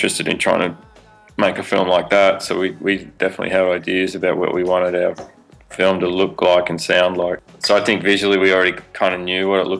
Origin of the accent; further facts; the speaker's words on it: Sydney, New South Wales, Australia; I grew up in Sydney, so like in New South Wales